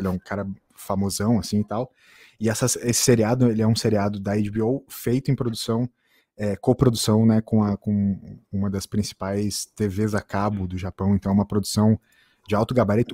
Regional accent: Brazil; a gente que é brasileiro

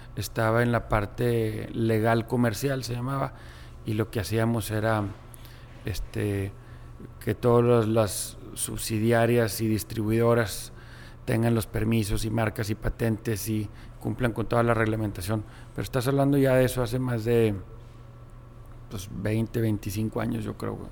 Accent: Monterrey, Nuevo León, Mexico; nací aquí en Monterrey y vengo de una familia de origen árabe

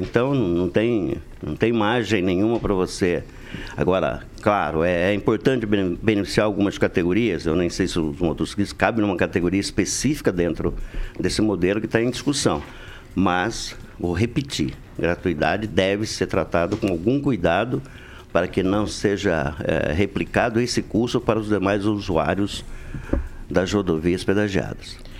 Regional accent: Brazil; crescemos junto lá no Alvorada

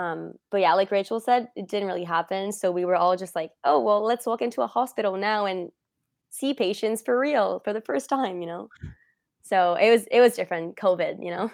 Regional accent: Montreal, Quebec, Canada; I am from, uh, Montreal-ish

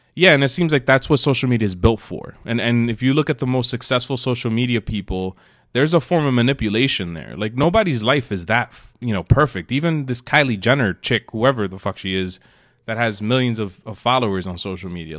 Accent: New York City, New York, United States; moved away; also born or lived in New Jersey; we were both born in New York City. Yes, For the most part, you grew up in New Jersey. I grew up in New York.

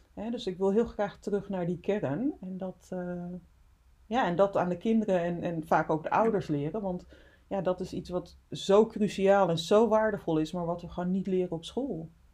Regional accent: Friesland, Netherlands; also born or lived in Suriname; geboren in Suriname, getogen in Friesland.

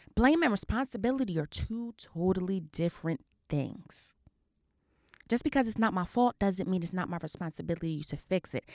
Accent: New Jersey, United States; I'm a girl from Jersey.

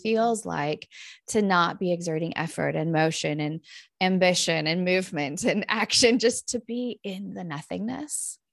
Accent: Northern California, United States; moved away as an adult; now in Minnesota, United States; I grew up in Northern California where we have a lot of these big fires.

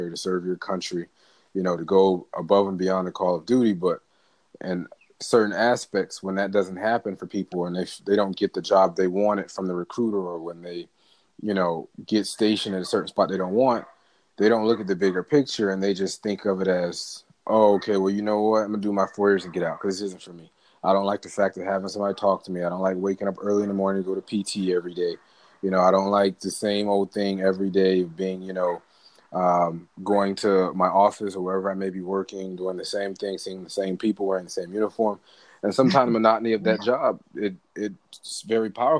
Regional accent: Miami, Florida, United States; I was born and raised in Miami, Dade County all day

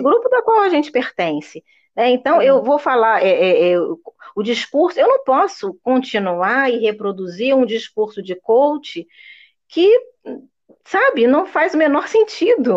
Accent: Brazil; first language Portuguese; eu sou uma brasileira que falo inglês

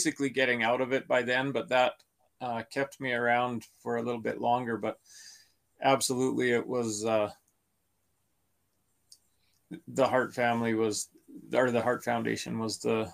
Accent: Canada; born or raised there

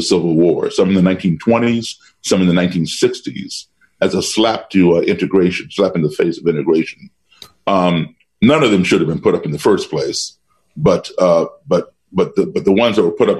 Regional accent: Chicago, Illinois, United States; born there; I'm a descendant of slaves. I was born in Chicago only because my father had a job there at the time. But my parents are from Virginia, Roanoke and Salem.

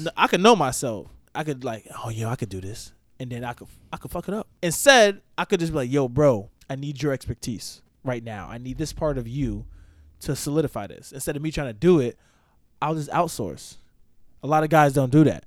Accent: the Poconos, Pennsylvania, United States; also born or lived in New York / Philadelphia; now in Melbourne, United States; I'm from the Poconos. Was born in New York, but I was raised in the Poconos.

